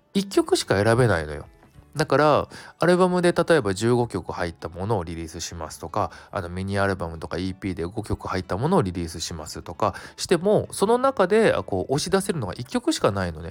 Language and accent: Japanese; Kanto, Japan; 関東を関東だけかなであの何店舗かあるみたいなお店なんだけどちょうどあの僕の実家の近くで子供の頃からよく利用してるとこ